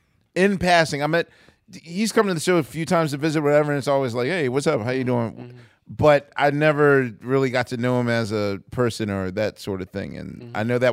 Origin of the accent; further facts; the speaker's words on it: Philadelphia, Pennsylvania, United States; I'm a Philadelphian.